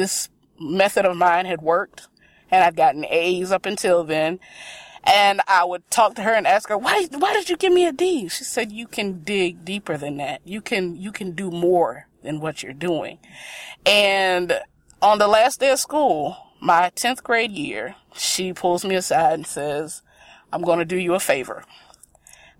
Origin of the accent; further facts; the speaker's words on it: South Carolina, United States; moved away as an adult; now in Chicago, United States; I am from South Carolina.